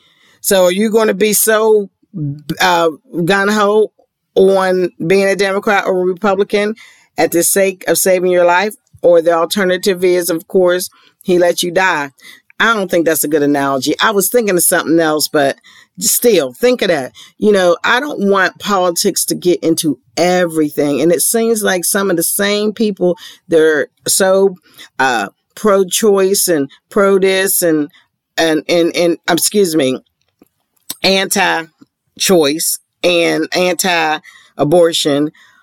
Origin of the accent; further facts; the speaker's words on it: Ohio, United States; including my home state of Ohio.